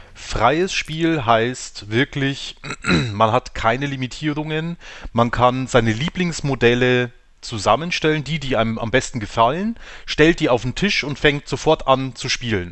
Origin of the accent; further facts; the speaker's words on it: Weiden, Bavaria, Germany; Wie äh, die meisten von uns auch aus Weiden